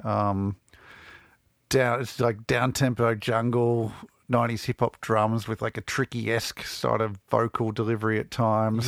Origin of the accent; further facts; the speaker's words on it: Melbourne, Victoria, Australia; growing up in Melbourne in the, the mid-nineties